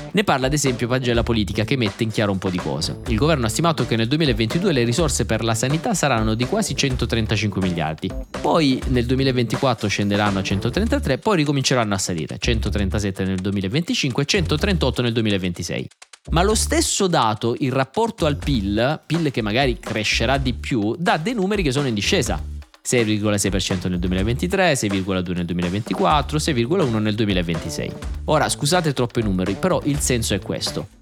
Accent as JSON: {"language": "Italian", "region": "Southern Italy", "country": "Italy", "said": "da buon terrone"}